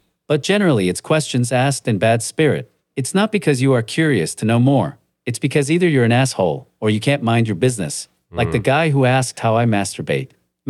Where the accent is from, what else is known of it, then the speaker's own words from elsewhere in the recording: North Bay, Ontario, Canada; I'm from North Bay.